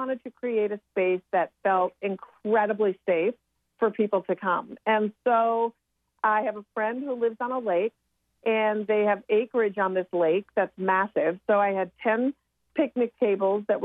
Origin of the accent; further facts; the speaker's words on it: Minnesota, United States; me being born and raised in Minnesota